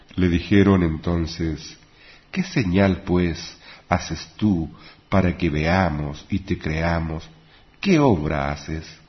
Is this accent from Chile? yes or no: yes; Chile; en mi país